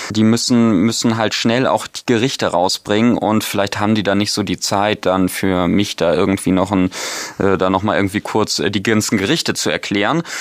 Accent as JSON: {"language": "German", "region": "North Germany", "country": "Germany", "said": "also ich als Norddeutscher"}